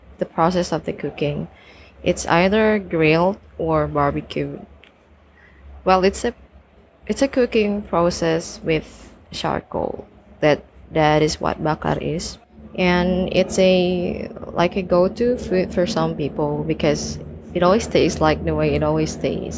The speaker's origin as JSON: {"language": "English", "country": "Indonesia", "said": "I'm from Indonesia."}